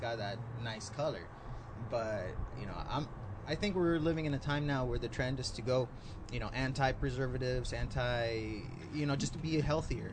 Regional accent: San Diego, California, United States; I grew up in Morley, uh, next to Morley Field.

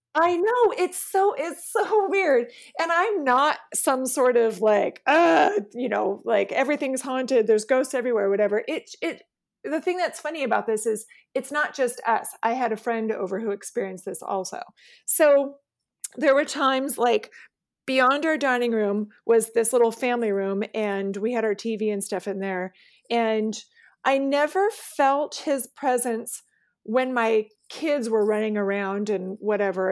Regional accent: West Linn, Oregon, United States; also born or lived in Arizona; we lived, um, just outside of Portland in a, in a, a city called West Lynn.

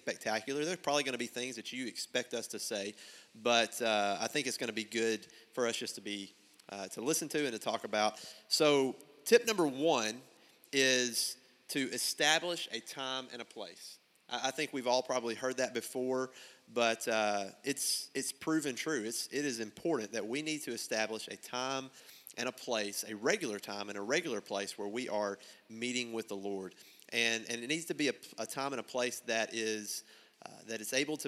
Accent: Buckner, Arkansas, United States; I'm from Buckner

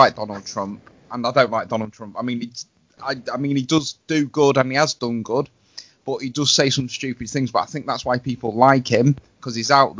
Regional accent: Grimsby, Yorkshire and the Humber, United Kingdom; my hometown, Grimsby.

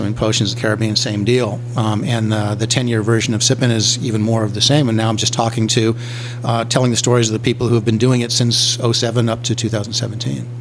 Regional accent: Los Angeles, California, United States; moved away as an adult; now in New Orleans, United States; I spent my whole life in Los Angeles

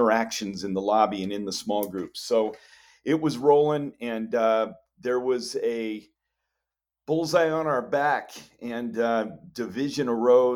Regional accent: Homer, Alaska, United States; moved away as an adult; now in Chicago, United States; I was born in Homer and raised up there

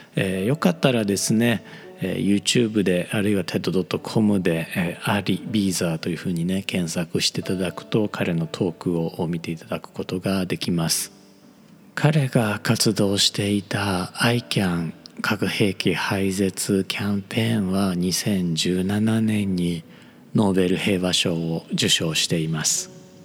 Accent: Japan; 我々日本人

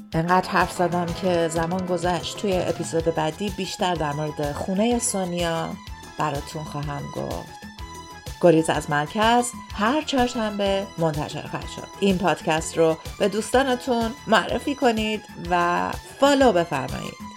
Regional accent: Iran; moved away as an adult; now in Sydney, Australia

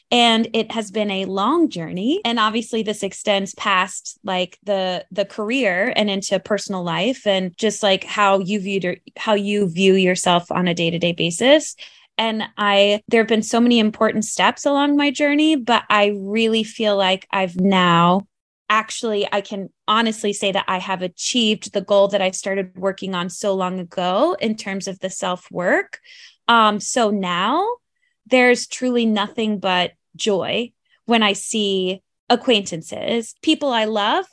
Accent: North Carolina, United States; now in New York City, United States; there wasn't really a lot of theater where I grew up in North Carolina

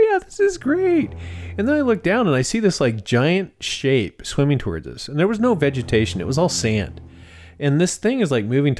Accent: Idaho, United States; No, we are from Idaho. We are a long ways away from the ocean.

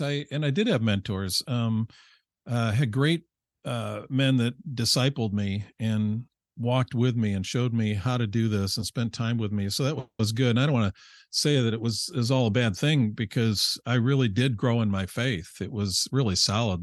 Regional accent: Rochester, New York, United States; I grew up in upstate New York, Rochester

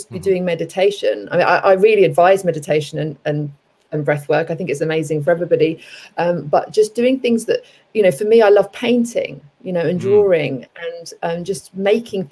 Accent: London, United Kingdom; moved away as an adult; also born or lived in Cape Town, South Africa / southern Spain / Bali, Indonesia / Los Angeles, United States; now in United States; I grew up in London, everyone might be able to tell from my accent.

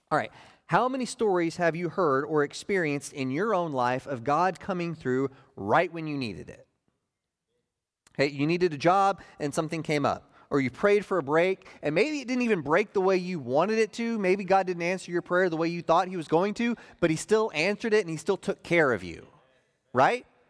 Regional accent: Oklahoma, United States; I grew up in Oklahoma

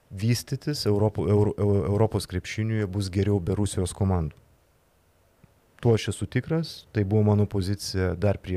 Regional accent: Lithuania; galbūt mes lietuviai

